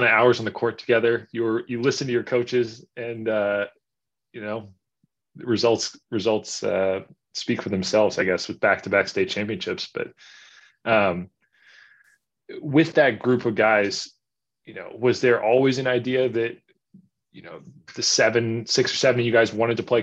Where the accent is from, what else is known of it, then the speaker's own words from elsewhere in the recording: East Coast, United States; I grew up on the East Coast